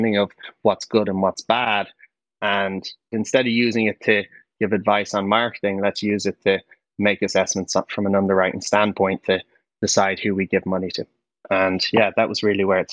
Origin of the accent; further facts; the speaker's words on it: Dublin, Leinster, Ireland; I grew up in Dublin